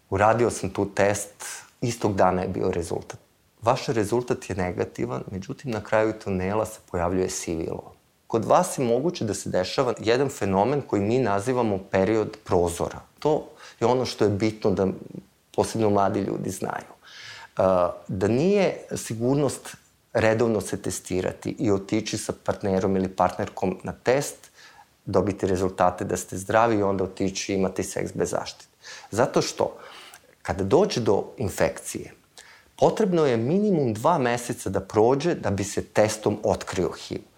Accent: Vršac, Vojvodina, Serbia; s jedne strane nisam iz Beograda, iz Vršca sam, s druge strane nisam student.

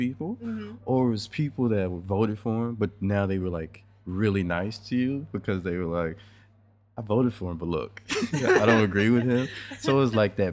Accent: United States; I'm from America

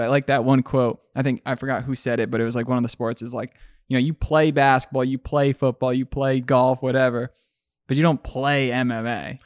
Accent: Mexico; Growing up in Mexico

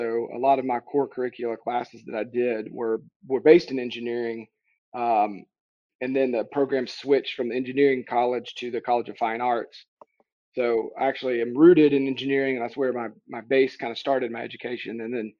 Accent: Tennessee, United States; I'm originally from Tennessee.

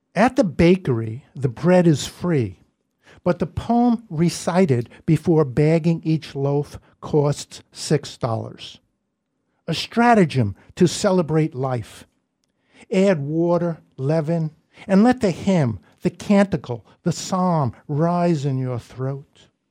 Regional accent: New York City, New York, United States; now in Northampton, United States; we're both from Brooklyn

